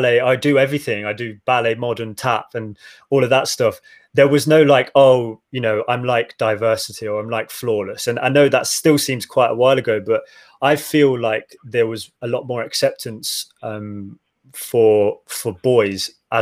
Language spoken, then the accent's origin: English; Midlands, United Kingdom; I grew up in the Midlands.